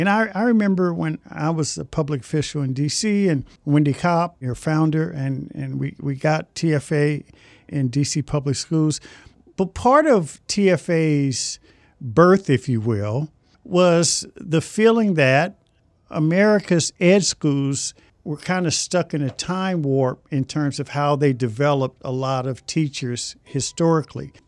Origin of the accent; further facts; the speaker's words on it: Indianapolis, Indiana, United States; I grew up in Indianapolis